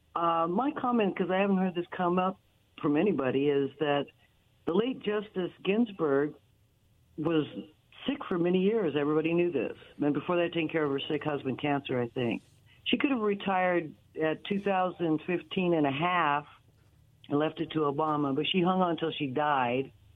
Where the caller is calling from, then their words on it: Pasco, Washington, United States; I'm calling from Pasco